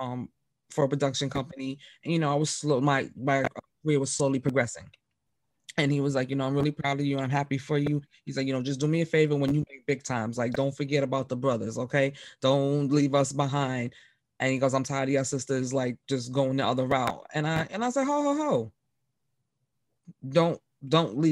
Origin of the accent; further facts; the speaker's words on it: New York City, New York, United States; me growing up in the Bronx in New York City